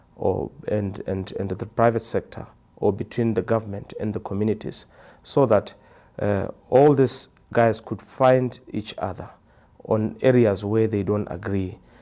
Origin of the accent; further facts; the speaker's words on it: Maun, North-West District, Botswana; I'm from Botswana, a village called Maun. That's where I live.